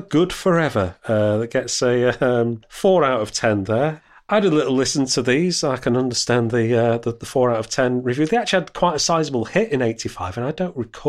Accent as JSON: {"language": "English", "town": "Sheffield", "region": "Yorkshire and the Humber", "country": "United Kingdom", "tie": "born or raised there", "said": "Growing up in Sheffield in South Yorkshire"}